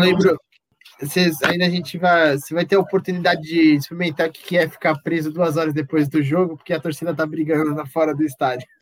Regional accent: Brazil; sou brasileiro

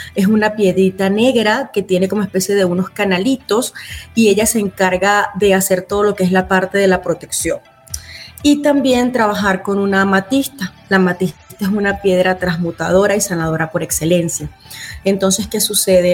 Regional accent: Venezuela; moved away as an adult; now in Utah, United States; Soy venezolana y tengo cinco años viviendo en la ciudad de Utah, en los Estados Unidos.

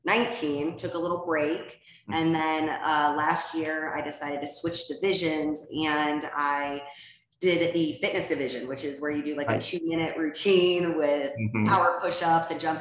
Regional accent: Ohio, United States; moved away as an adult; now in Scottsdale, United States; I'm originally from Ohio and we moved to Scottsdale, Arizona a couple of years ago during COVID

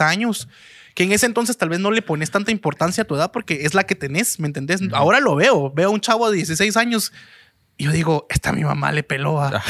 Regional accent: Guatemala City, Guatemala Department, Guatemala; now in United States; De la capital

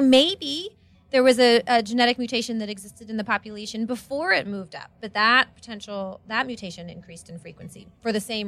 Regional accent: Pittsburgh, Pennsylvania, United States; moved away; also born or lived in Seattle; I grew up in Pittsburgh, Pennsylvania.

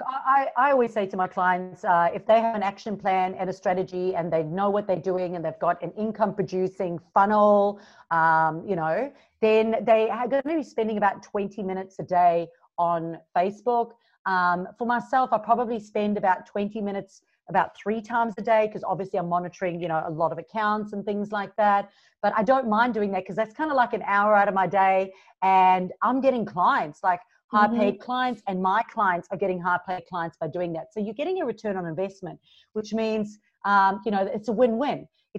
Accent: Durban, KwaZulu-Natal, South Africa; moved away as an adult; now in Gold Coast, Australia; I'm originally from South Africa, so you hear a little bit of a mixed accent. But 11 years ago, I moved from Durban, South Africa to the Gold Coast in Australia.

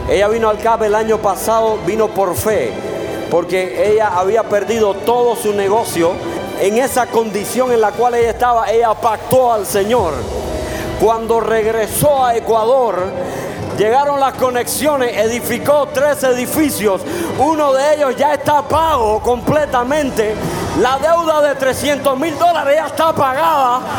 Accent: Honduras; Venimos de Honduras a recibir muy contentos con mi familia

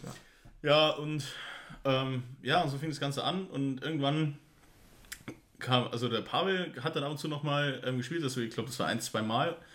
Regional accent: Pfaffenhofen, Bavaria, Germany; ich komm aus Pfaffenhofen

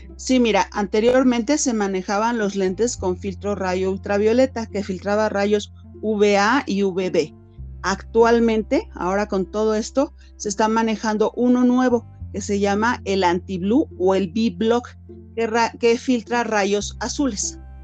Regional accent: Mexico; nosotros como latinos, como mexicanos

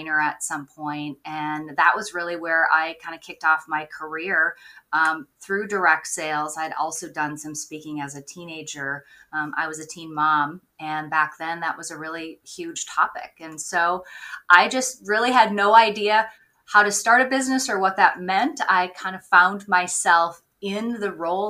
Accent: Minnesota, United States; now in Maine, United States; I grew up in Minnesota. I'm now on the East Coast. I'm in Maine and love it out here

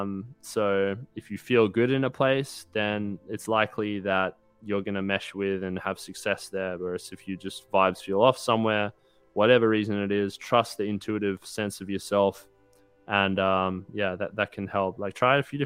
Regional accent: Australia; now in United States; I moved away from Australia and I'm in America now

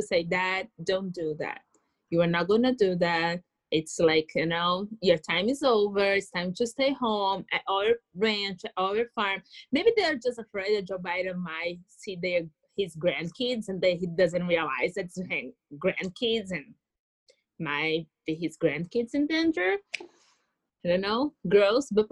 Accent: Brazil; moved away as an adult; now in United States; I was born in Latin America

